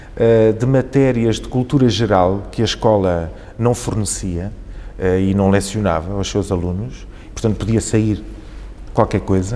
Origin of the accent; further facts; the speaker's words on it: Vila Franca de Xira, Lisbon, Portugal; also born or lived in Beira, Mozambique; eu fui viver para Vila Franca, onde cresci